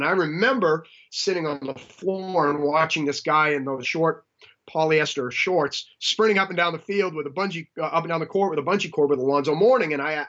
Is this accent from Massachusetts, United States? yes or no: yes; Boston, Massachusetts, United States; accent: Boston; I went to a small school in Northeast up in Boston, which people know me, and they know my accent is all messed up, but it does have that remnant of Boston.